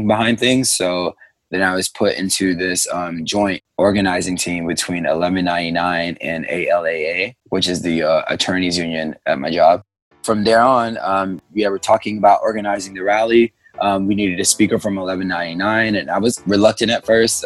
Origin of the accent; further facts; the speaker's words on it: coastal North Carolina, United States; also born or lived in Crown Heights, Brooklyn, New York; now in New York, United States; I'm from North Carolina, I'm from like the coastal area of North Carolina. My dad's from the Bronx, South Bronx. So I would spend my summers in the Bronx and, you know, go to school in North Carolina